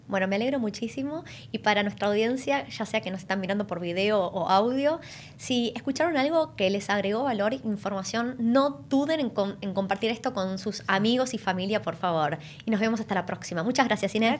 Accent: Argentina; moved away as an adult; now in Australia; Las dos somos argentinas.

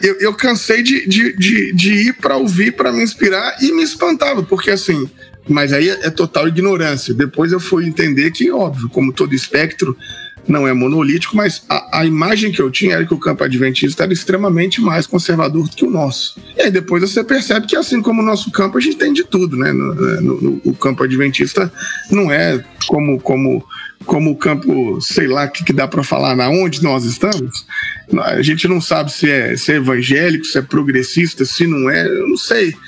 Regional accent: Itabira, Minas Gerais, Brazil; que é lá da minha cidade

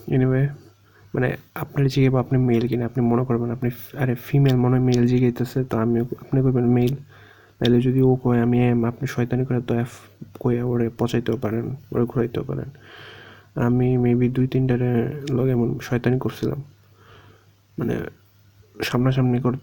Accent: Bangladesh; আমি বলছি বাংলাদেশি

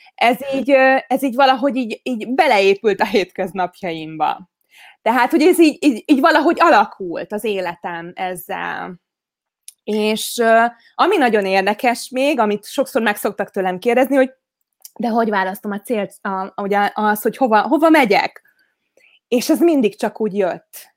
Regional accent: Veszprém, Veszprém County, Hungary; Veszprémi vagyok, tehát, hogy a Balaton mellett nőttem fel

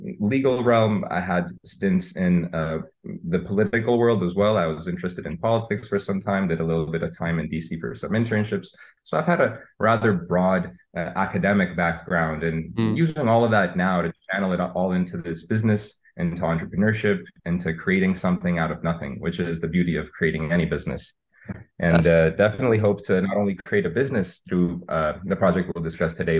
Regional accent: Armenia; moved away as an adult; also born or lived in East Coast, United States; now in Los Angeles, United States; I was born on the East Coast in the US, but grew up in Armenia for most of my young life

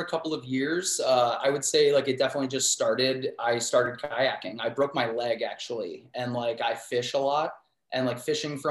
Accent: Cleveland, Ohio, United States; born or raised there; also born or lived in Pittsburgh

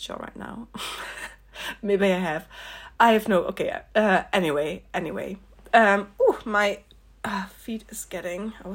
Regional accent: Netherlands; also born or lived in north of the Netherlands; where I grew up in the Netherlands

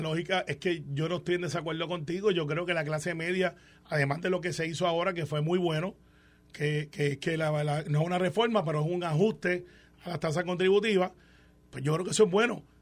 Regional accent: Puerto Rico; como puertorriqueño

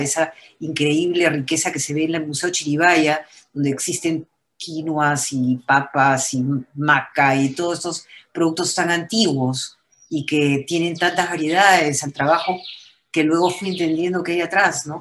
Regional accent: Peru; unirnos como peruanos

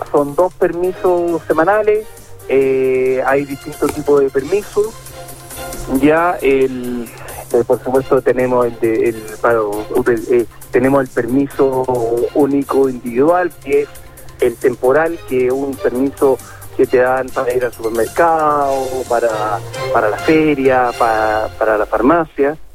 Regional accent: Chile; Y eso tenemos que luchar como chilenos para que todos tengamos las mismas oportunidades.

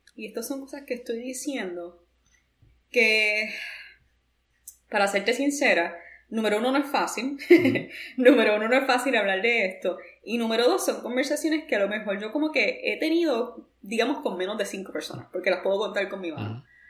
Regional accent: Puerto Rico; moved away as an adult; now in New York, United States; yo puedo hablar como una puertorriqueña que vivió los primeros 26 años de su vida en Puerto Rico y que luego se mudó a los Estados Unidos.

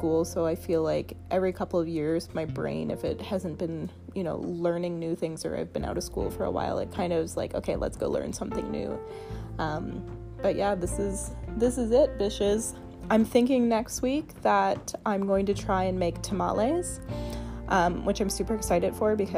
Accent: Victoria, British Columbia, Canada; I was born here in Victoria or I've spent a lot of time here now

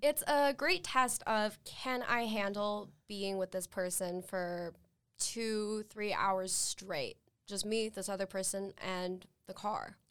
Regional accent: Saratoga Springs, Utah, United States; I'm from Saratoga Springs, which is just up north in Utah County.

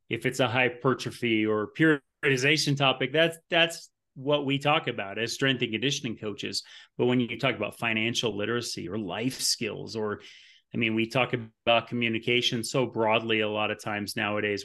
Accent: Burlington, Vermont, United States; moved away as an adult; now in Colorado Springs, United States; I am from Burlington, Vermont.

